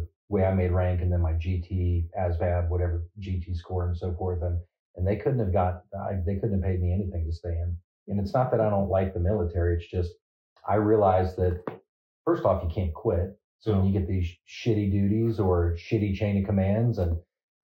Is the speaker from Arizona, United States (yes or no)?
yes; Phoenix, Arizona, United States; moved away as an adult; also born or lived in Sacramento, California / Colton, California / San Bernardino, California; I was born in Sacramento, California. I claim Phoenix, Arizona, although I went to high school in California